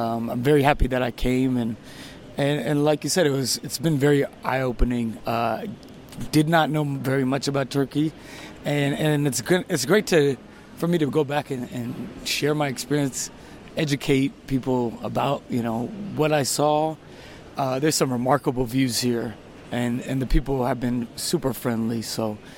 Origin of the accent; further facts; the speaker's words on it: San Diego, California, United States; I'm from San Diego, California.